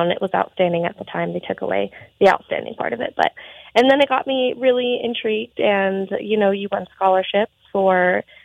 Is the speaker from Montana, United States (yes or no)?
yes; Montana, United States; I think a lot of it is there isn't a lot for youth to do in Montana. Um, just because we are very spread out